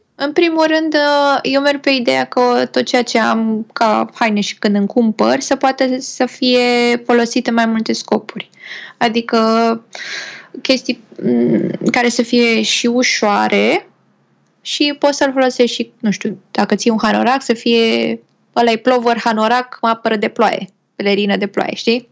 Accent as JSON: {"language": "Romanian", "country": "Romania", "said": "noi ca români"}